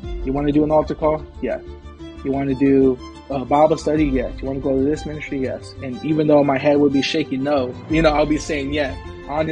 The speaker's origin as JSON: {"language": "English", "town": "San Diego", "region": "California", "country": "United States", "tie": "born or raised there", "also_born_or_lived": "Brawley, California", "said": "I was raised in San Diego"}